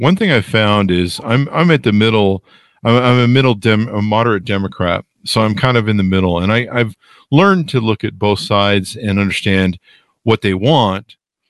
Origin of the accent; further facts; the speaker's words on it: United States; You and I are both Americans.